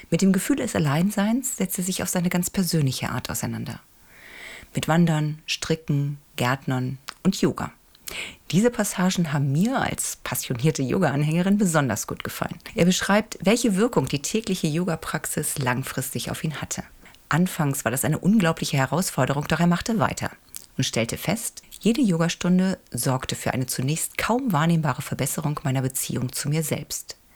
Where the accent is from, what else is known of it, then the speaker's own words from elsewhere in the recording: Hamburg, Germany; Doch beginnen möchte ich mit einem wirklich unterhaltsamen Krimi, der mich als Hamburgerin allerdings nicht in eine ganz so ferne Welt entführt, nämlich nur ins Grindelviertel.